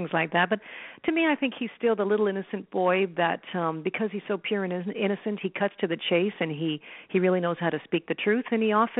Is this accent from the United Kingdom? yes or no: no; Toronto, Ontario, Canada; moved away as an adult; now in Vancouver, Canada; I'm born and bred in Toronto, but I managed to get myself a job out here in Vancouver, BC, where I am now